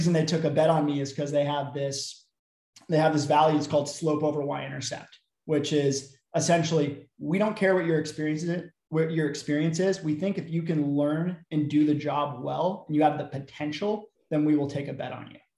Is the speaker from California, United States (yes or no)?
yes; Bay Area, California, United States; I was from the Bay Area, so after I graduated, couldn't find a great job off the bat, ended up moving back home